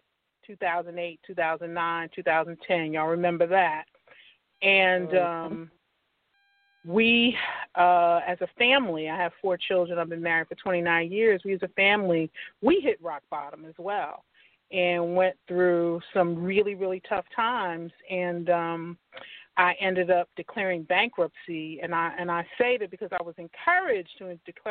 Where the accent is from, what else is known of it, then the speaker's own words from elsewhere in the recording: New Jersey, United States; moved away as an adult; now in Atlanta, United States; I'm originally from New Jersey